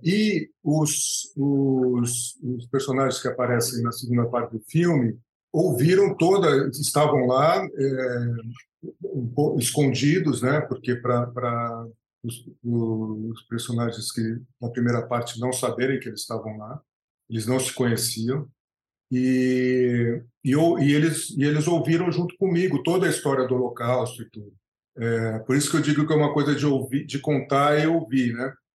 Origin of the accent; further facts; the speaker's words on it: Brazil; sendo brasileiro, é, crescendo, nascido no Brasil, crescendo no Brasil